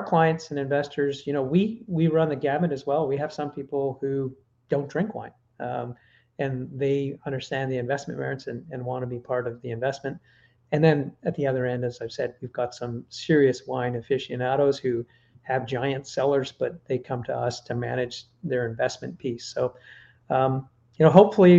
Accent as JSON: {"language": "English", "country": "Canada", "said": "I'm Canadian."}